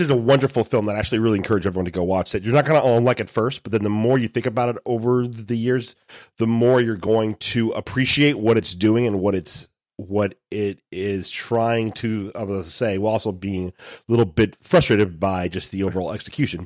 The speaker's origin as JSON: {"language": "English", "country": "United States", "said": "as American Catholics"}